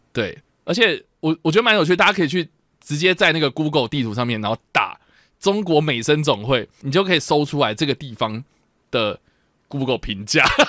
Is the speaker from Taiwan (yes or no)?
yes; Taiwan; 我们要鼓励的是我们台湾人爱用的七